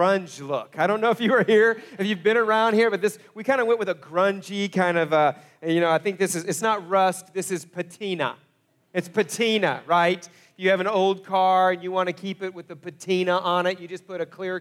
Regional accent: Broken Arrow, Oklahoma, United States; also born or lived in Coweta, Oklahoma / Topeka, Kansas; I grew up in Broken Arrow

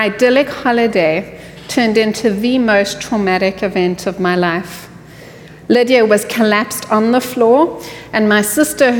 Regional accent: South Africa; now in Houston, United States; I hail from the sunny land of South Africa

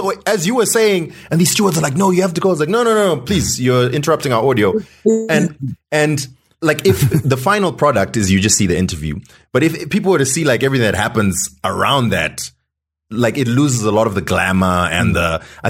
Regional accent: Zimbabwe; And I'm this dude from Zimbabwe

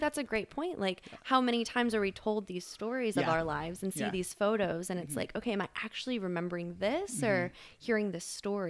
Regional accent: Fairfax, Virginia, United States; So I grew up in Fairfax, Virginia from like early elementary school, all the way through high school. It's the same house my parents have been in for, how many years now?

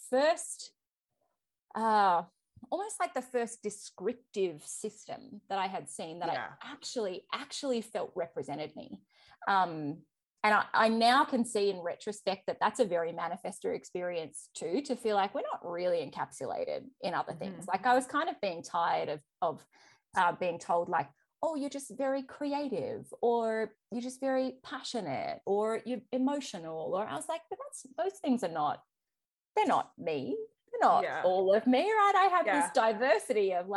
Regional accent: Australia; accent: Australian; If you haven't picked it up from my accent, I am Australian.

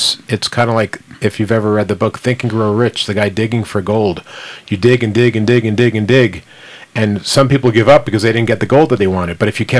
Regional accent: New York, United States; moved away; I'm from New York.

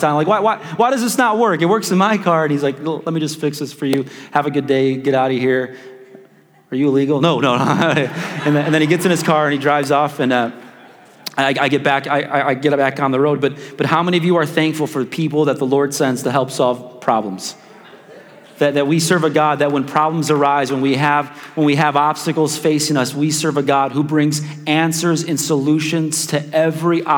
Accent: Chicago, Illinois, United States; now in Wichita, United States; I'm just from South Chicago

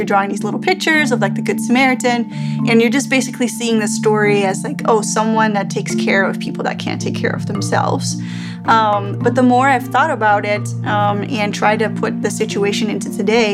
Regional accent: Netherlands; moved away as an adult; also born or lived in Middle East; now in United States; I'm born in the Middle East, but I grew up in Holland and I came to the US about 12 years ago

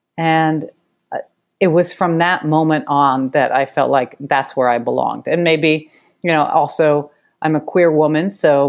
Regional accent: New York City, New York, United States; When I grew up in New York City, so I grew up going to theater, and my father was in film, so I kind of was surrounded by arts as a kid.

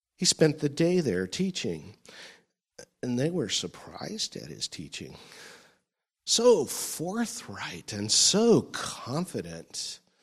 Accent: California, United States; moved away as an adult; also born or lived in Florida; when I move back to my home state

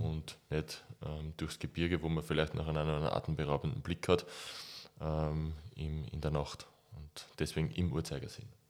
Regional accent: near Weitra, Lower Austria, Austria; Weitra ist fünf Kilometer von dem Ort entfernt, wo ich aufgewachsen bin.

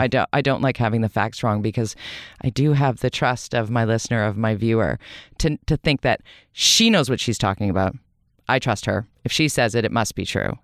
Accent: Vancouver, British Columbia, Canada; also born or lived in Toronto / United States; I was born in Vancouver. I was raised in Vancouver.

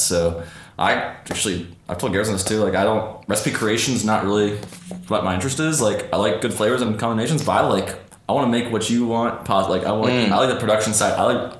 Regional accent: Canada; I'm Canadian.

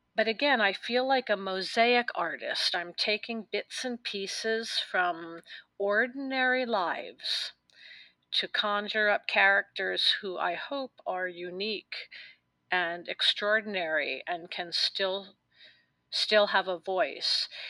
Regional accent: New York City, New York, United States; I was born in New York City and I lived a completely different life as a young woman.

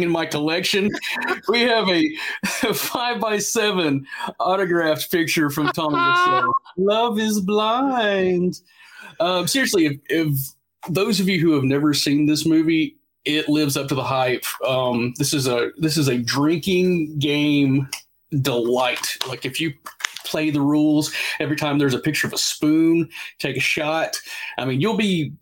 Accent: the South, United States; growing up in the South, I was always a JCP, NWA, WCW guy

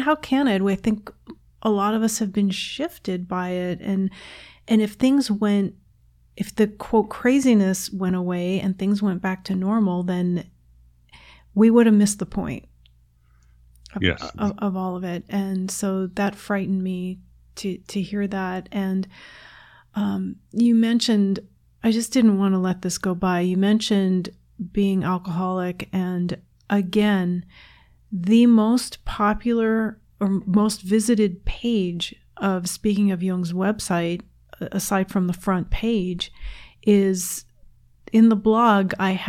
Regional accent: New Jersey, United States; also born or lived in New York City / Virginia / Seattle; now in Chicago, United States; I was born in New York City and I grew up in New Jersey and Virginia and Seattle

